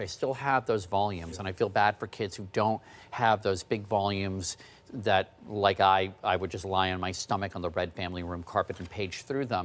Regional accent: Washington, District of Columbia, United States; was growing up in the Washington, D C area

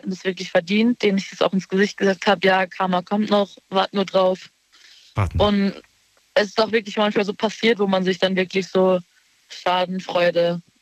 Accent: Baden-Württemberg, Germany; Ähm, in Baden-Württemberg in der Nähe vom Europapark.

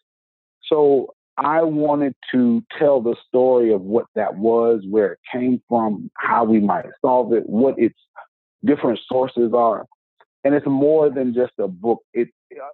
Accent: the South, United States; I'm from the South

